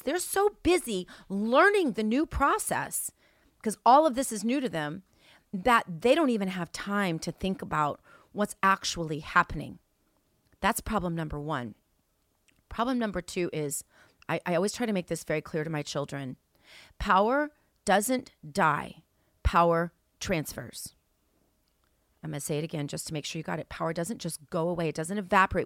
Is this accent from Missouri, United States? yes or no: yes; St. Louis, Missouri, United States; now in Palm Beach, United States; I'm originally from Saint Louis, Missouri